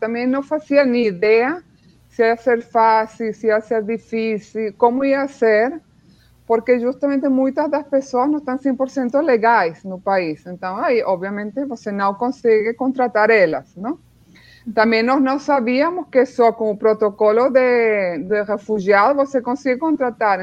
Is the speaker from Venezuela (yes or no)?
yes; Venezuela; Portuguese is a second language; moved away as an adult; also born or lived in Spain; now in Brazil; meus pais são alemães, mas eles emigraram para a Venezuela, então nasci e cresci na Venezuela